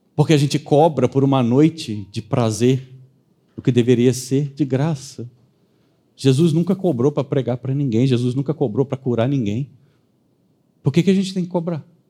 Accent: Brazil; sobre nós, sobre quem somos brasileiros

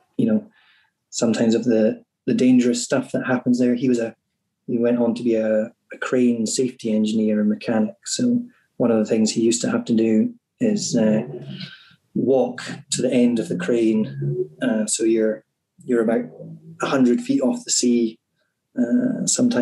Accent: Cromarty Firth, the Highlands, Scotland, United Kingdom; where I grew up on the Cromarty Firth

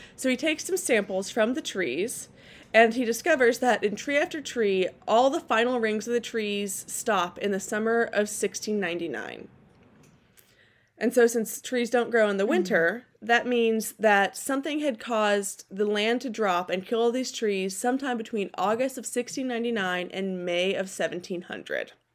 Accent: California, United States; now in Portland, United States; my my home state and the best state in the union, California

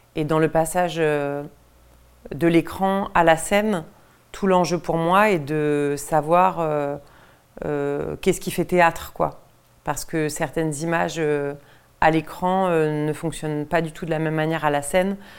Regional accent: Deux-Sèvres, Nouvelle-Aquitaine, France; je viens du même département que Laurent Cantet, je viens des Deux-Sèvres, qui est un département très rural dans l'ouest de la France.

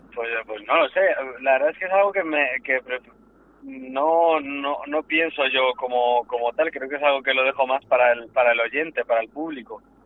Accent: Valladolid, Castile and León, Spain; soy natal de Valladolid

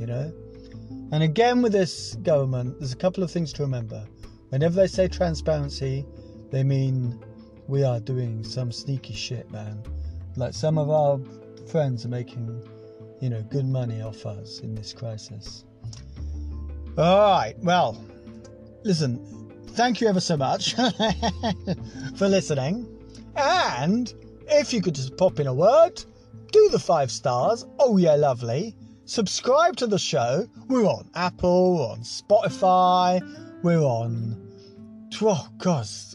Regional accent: Scotland, United Kingdom; moved away; also born or lived in England; I am Scottish

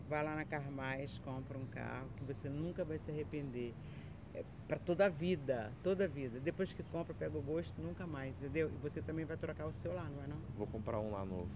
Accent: Macaé, Rio de Janeiro, Brazil; Eu sou muito macaense

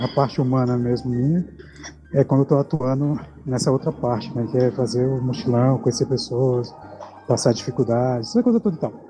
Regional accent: Minas Gerais, Brazil; now in Brasília, Brazil; Sou mineiro, na verdade, nasci em Minas, não, não sou brasiliense, mas moro aqui há alguns anos.

